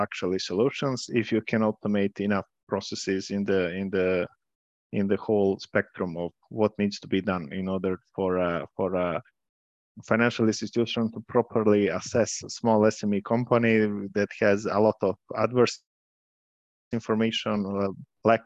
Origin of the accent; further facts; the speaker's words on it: Podgorica, Montenegro; moved away as an adult; also born or lived in Trebinje, Bosnia and Herzegovina / Milan, Italy / Amsterdam, Netherlands; now in Serbia; I was born in Trebinje, Bosnia and Herzegovina. Then I lived in Podgorica, Montenegro, where I finished high school.